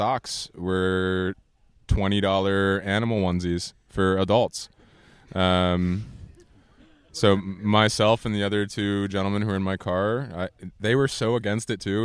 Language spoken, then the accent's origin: English; Lancaster, Pennsylvania, United States; now in Brooklyn, United States; born and raised in Lancaster, Pennsylvania, currently living in Brooklyn